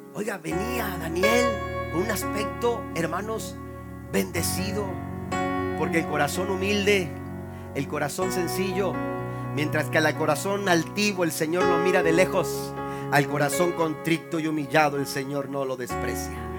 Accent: Tampico, Tamaulipas, Mexico; moved away; De donde yo vengo, que es el puerto de Tampico, la ciudad de Dios

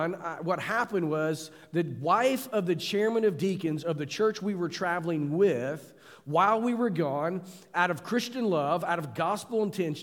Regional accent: United States; as an American pastor

